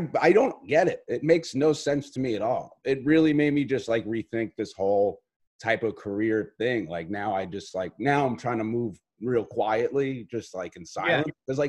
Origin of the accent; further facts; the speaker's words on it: New York City, New York, United States; I am an Irish dude from Staten Island.